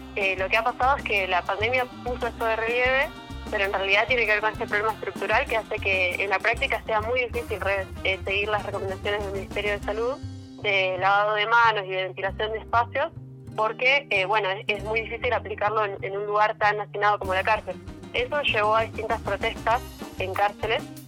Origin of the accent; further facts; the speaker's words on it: Neuquén, Argentina; yo soy neuquina